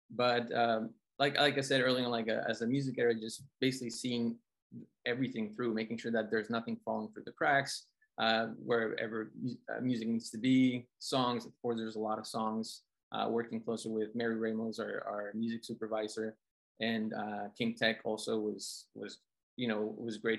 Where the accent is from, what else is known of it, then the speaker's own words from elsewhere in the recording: Colombia; moved away; growing up in Colombia